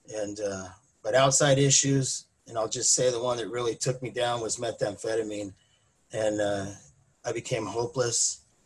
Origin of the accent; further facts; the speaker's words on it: Mission Viejo, California, United States; moved away as an adult; now in Lake Elsinore, United States; I grew up in Mission Viejo. Uh, I lived there most of my life